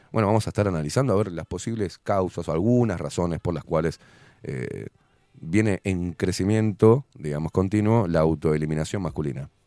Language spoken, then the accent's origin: Spanish; Uruguay; quiero estar aburrido, porque soy uruguayo, no puedo tener onda